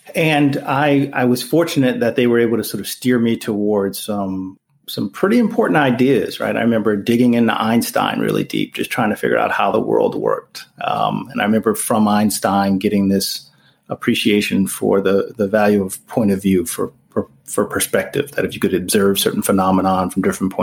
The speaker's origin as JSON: {"language": "English", "region": "New Jersey", "country": "United States", "tie": "born or raised there", "said": "I'm from New Jersey, so my school district, when I was nine, recommended me being placed in a special education classroom"}